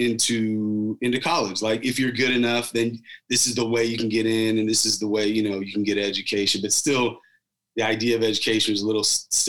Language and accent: English; Sacramento, California, United States; also born or lived in Elk Grove; from Sac